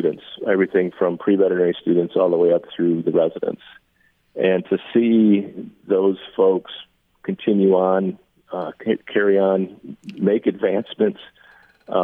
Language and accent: English; Ann Arbor, Michigan, United States; I grew up in Ann Arbor in the 70s